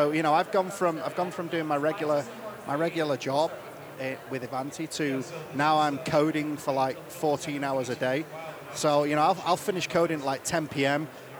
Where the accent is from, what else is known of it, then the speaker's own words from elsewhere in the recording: United Kingdom; now in Utah, United States; as a Brit